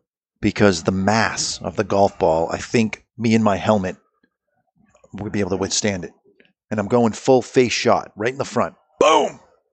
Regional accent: Canada; We're French Canadian.

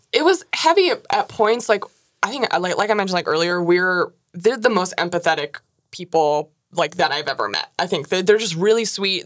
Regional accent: Washington, United States; I'm from Washington

